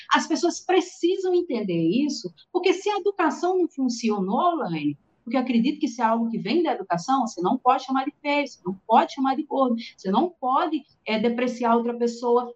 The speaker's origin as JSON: {"language": "Portuguese", "town": "Natal", "region": "Rio Grande do Norte", "country": "Brazil", "said": "eu sou aqui de Natal, Rio Grande do Norte"}